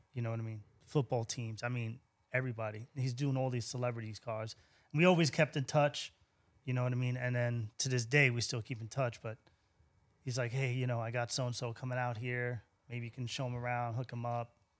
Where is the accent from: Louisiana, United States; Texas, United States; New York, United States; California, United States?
New York, United States; Central Islip; moved away as an adult; also born or lived in Brooklyn / Miami; now in San Antonio, United States; I grew up in Central Islip, uh, graduated high school, and I ma, I moved to Brooklyn